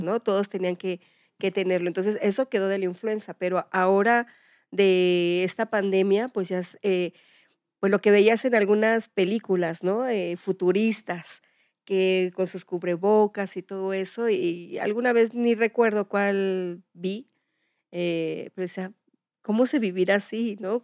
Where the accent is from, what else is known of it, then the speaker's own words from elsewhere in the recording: Mexico; somos así los mexicanos